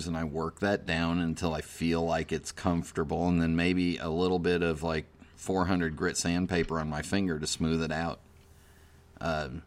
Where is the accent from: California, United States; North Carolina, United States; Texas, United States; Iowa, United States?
California, United States; Los Angeles; I grew up in the San Fernando Valley